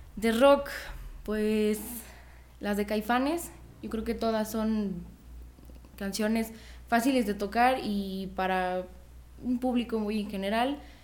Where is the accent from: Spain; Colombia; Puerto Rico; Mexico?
Mexico; yo soy mexicana, orgullosamente mexicana